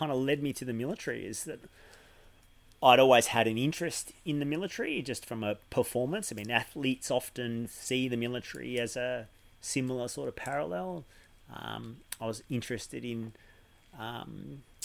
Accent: Mornington Peninsula, Victoria, Australia; We moved down to Melbourne when I was about 7 or 8. And I grew up on the Mornington Peninsula

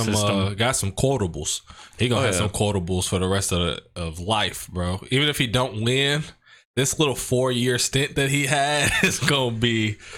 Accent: Alabama, United States; The people that's in Alabama would still vote for me because I'm from Alabama.

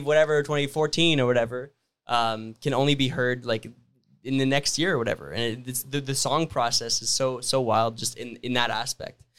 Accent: Sudbury, Ontario, Canada; I'm from Sudbury, Ontario.

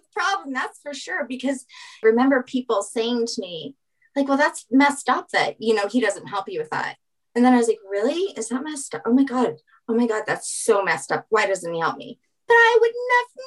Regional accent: the South, United States; growing up, you know, in a Southern family

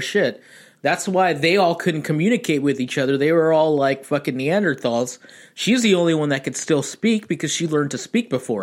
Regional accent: Pasadena, California, United States; I'm actually from a suburban town called Pasadena in California

